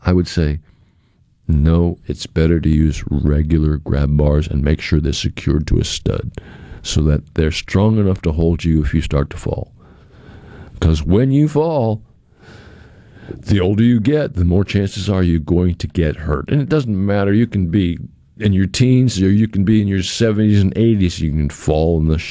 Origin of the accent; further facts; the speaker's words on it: New England, United States; moved away; I grew up in New England.